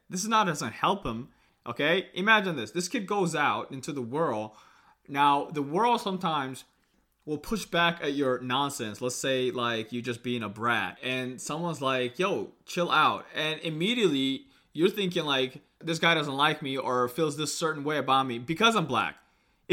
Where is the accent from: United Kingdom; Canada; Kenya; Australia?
Kenya; now in United States; I was born in Kenya and I came here, you know, so I am technically African American because I'm an American citizen now